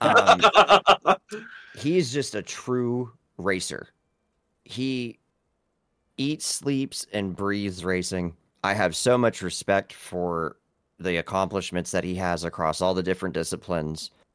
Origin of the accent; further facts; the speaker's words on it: Vienna, Ohio, United States; I am from a small town in Ohio called Vienna